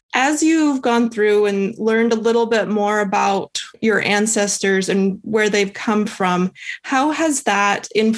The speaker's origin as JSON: {"language": "English", "town": "Calgary", "region": "Alberta", "country": "Canada", "tie": "born there", "said": "I was born in Calgary."}